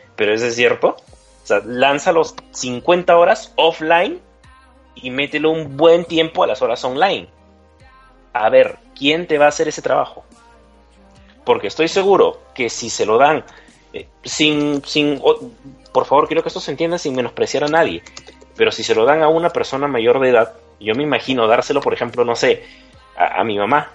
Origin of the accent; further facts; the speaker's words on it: Peru; moved away as an adult; now in Mexico; yo soy de Perú, pero ahora migro aquí, ya estoy viviendo aquí en, estado, en México.